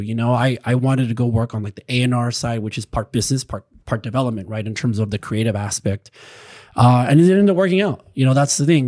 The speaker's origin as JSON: {"language": "English", "town": "Chula Vista", "region": "California", "country": "United States", "tie": "born or raised there", "moved": "yes", "lives_now": "Los Angeles, United States", "said": "where I grew up in Chula Vista"}